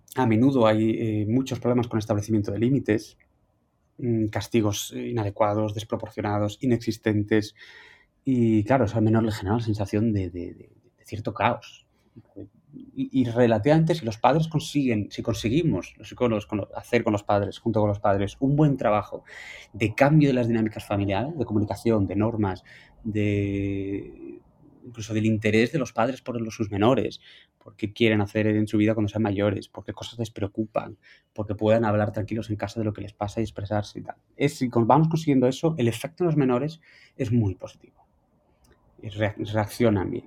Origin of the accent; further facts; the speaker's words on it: Asturias, Spain; soy asturiano